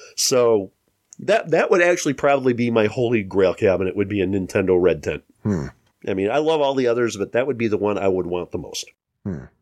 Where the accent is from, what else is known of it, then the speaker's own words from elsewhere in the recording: Chicago, Illinois, United States; We're from the Chicago metro area